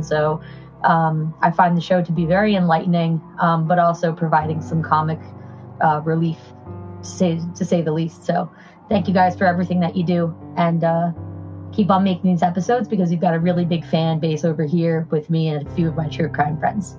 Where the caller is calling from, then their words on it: New Jersey, United States; I'm from the New Jersey area.